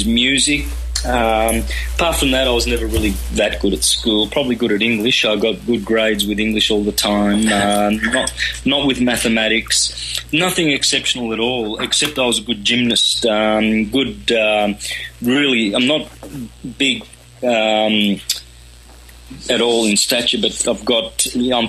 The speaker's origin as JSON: {"language": "English", "region": "country Victoria", "country": "Australia", "tie": "born or raised there", "first_language": "Calabrian", "second_language": "English", "said": "up in country Victoria, Australia, with Italian migrated parents from southern Italy."}